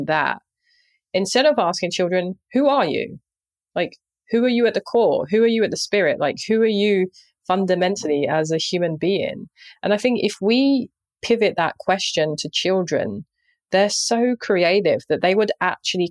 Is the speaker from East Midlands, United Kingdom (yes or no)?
no; London, United Kingdom; I grew up in Southeast London